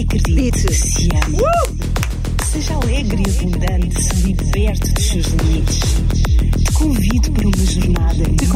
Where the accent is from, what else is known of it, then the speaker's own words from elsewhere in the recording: Cascais, Lisbon, Portugal; eu sou de Cascais.